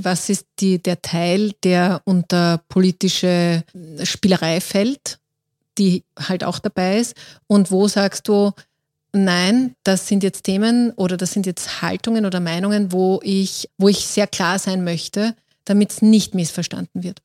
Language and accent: German; Austria; bei uns in Österreich